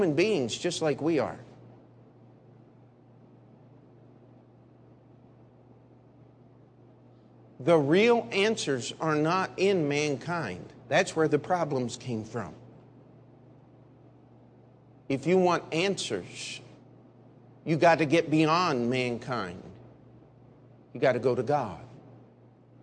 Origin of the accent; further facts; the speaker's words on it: Maryland, United States; the area where I grew up there in Maryland